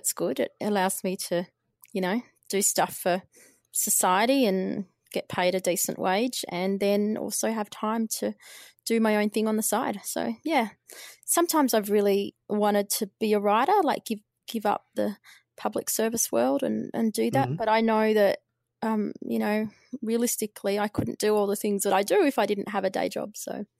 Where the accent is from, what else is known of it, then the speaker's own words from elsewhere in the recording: Albury, New South Wales, Australia; I lived in the country. I grew up in Albury, and there was no journalism courses there.